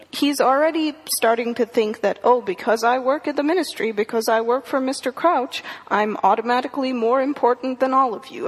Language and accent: English; India; moved away; I grew up in India. I read the entire series when I was in India